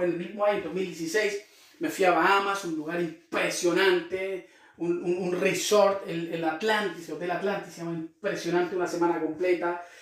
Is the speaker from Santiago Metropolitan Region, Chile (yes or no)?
no; Concepción, Biobío, Chile; also born or lived in Quirihue; now in Temuco, Chile; hace ya 10 años que vivo acá en Temuco en este momento, soy de la ciudad de Concepción, ahí me crié, nací en Quirigüe, ¿sí? un pueblito a la costa de Chillán